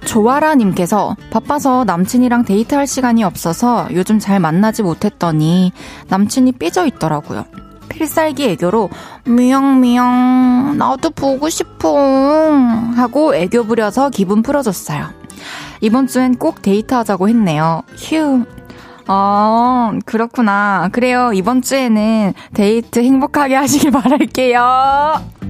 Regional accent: Changwon, South Gyeongsang, South Korea; also born or lived in Daegu / Busan; 저는 이제 대구에서 태어나가지고 마산에서 초중교 나오고 대, 학교를 부산에서 나왔어

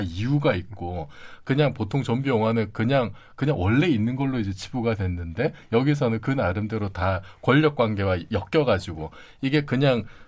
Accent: Busan, South Korea; 제가 이제 부산 동네 출신이에요

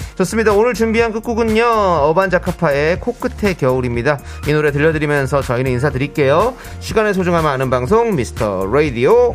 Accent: Gajwa-dong, Seo-gu, Incheon, South Korea; 서구 가자동

